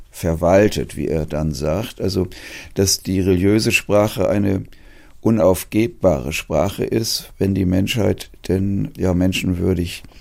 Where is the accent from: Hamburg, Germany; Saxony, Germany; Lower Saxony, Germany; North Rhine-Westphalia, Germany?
Hamburg, Germany; Als Hamburger Jung hat man immer gelernt, die Katholiken sind ja eigentlich alle Heuchler, nicht?